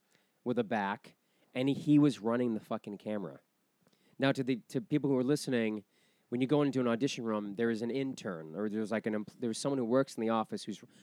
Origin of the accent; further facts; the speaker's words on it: Weymouth, Massachusetts, United States; moved away; I'm from Weymouth, which is south of Boston.